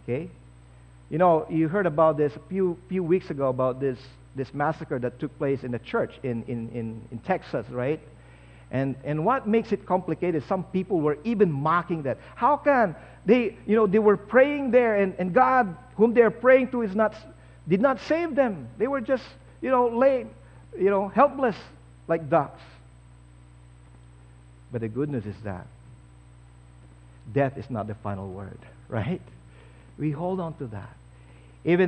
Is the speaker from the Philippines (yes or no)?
yes; Philippines; now in Canada; I used to be a Filipino, now I'm Canadian.